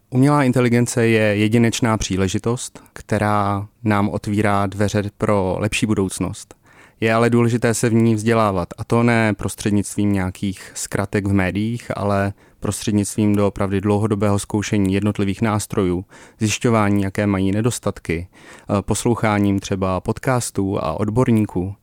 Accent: Czechia; jsme jako Češi

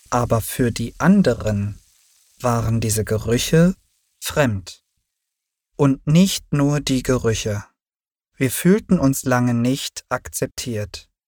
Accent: Turkey; now in Berlin, Germany; Ich wurde in der Türkei geboren. Ich lebte dort bis 1990 mit meinen Eltern. Doch dann trennten sie sich und meine Mutter und ich zogen auch nach Berlin.

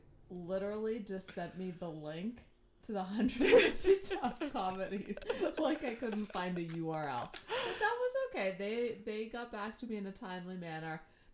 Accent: United Kingdom; accent: British; I panicked with my British accent.

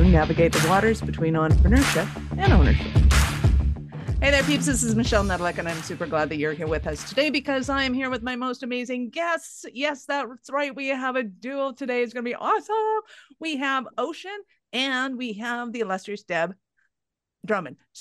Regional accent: Calgary, Alberta, Canada; I'm from Calgary

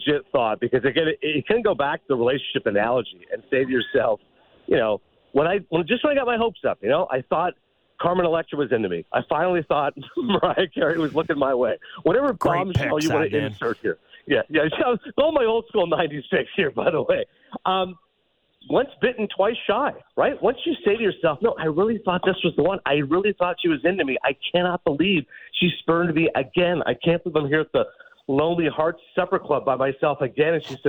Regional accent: Canada; as a Canadian

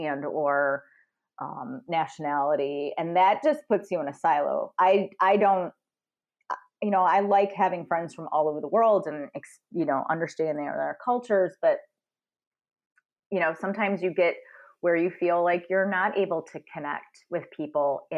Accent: United States; moved away; I'm American.

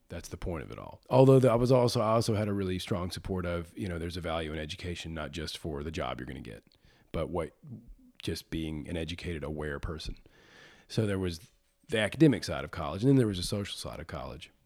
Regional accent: Birmingham, Alabama, United States; I was born and raised, born at Saint Vincent's Hospital on the south side of Birmingham

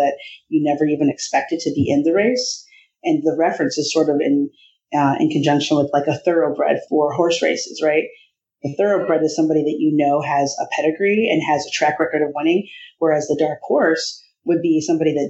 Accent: Iowa, United States; I grew up in Iowa

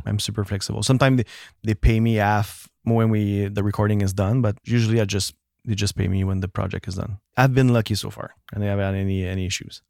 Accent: Actonville, Quebec, Canada; first language French; English is a second language; It was called, uh, Actonville, like an hour away from

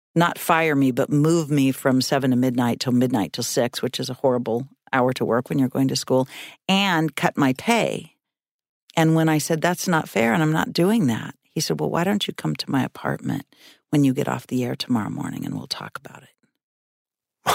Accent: Reedsport, Oregon, United States; moved away as an adult; also born or lived in North Bend / Eugene / Seattle / Boston; I went from Reedsport, my hometown

